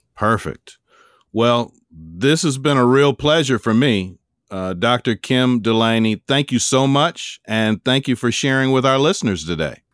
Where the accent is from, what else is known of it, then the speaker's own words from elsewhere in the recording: Chicago, Illinois, United States; accent: sound like you're from the South; I actually born and raised in Chicago